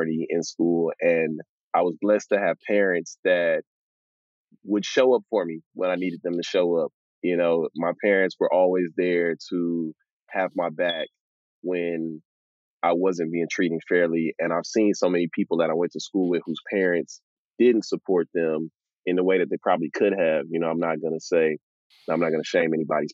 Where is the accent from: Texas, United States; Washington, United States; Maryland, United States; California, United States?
Texas, United States; Houston; growing up in Texas